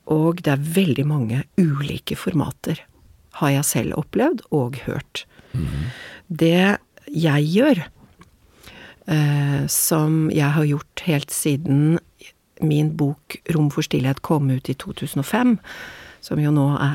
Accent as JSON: {"language": "Norwegian", "region": "Oslo", "country": "Norway", "tie": "born or raised there", "moved": "as an adult", "lives_now": "Venice, Italy", "said": "Min mor er italiensk, er italiensk men jeg er oppvokst"}